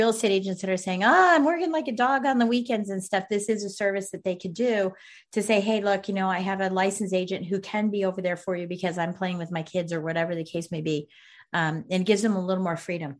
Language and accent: English; Virginia, United States; my hometown or my home state of Virginia